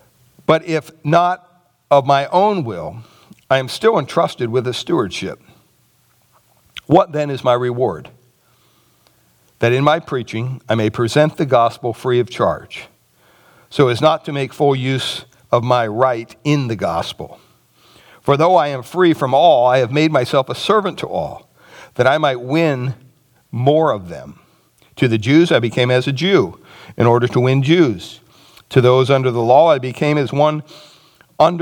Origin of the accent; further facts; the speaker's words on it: United States; as Christians in America